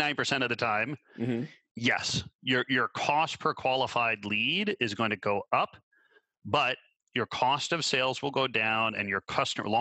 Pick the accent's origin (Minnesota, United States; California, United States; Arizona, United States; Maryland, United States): Minnesota, United States; moved away; also born or lived in Canada; I grew up in Minnesota.